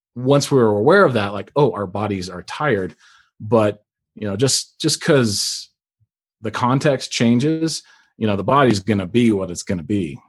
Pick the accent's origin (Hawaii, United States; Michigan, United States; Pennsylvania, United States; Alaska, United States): Alaska, United States; I grew up in Alaska